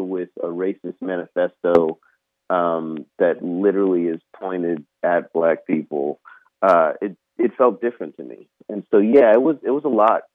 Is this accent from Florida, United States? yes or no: yes; Orange Park, Florida, United States; also born or lived in Jacksonville, Florida; growing up in Clay County in Orange Park